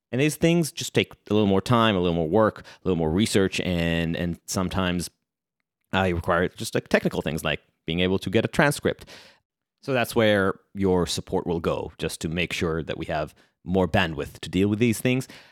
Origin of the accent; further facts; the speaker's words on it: Israel; accent: Israeli; now in New York City, United States; the flavor that you heard in my accent, that's because I'm Israeli.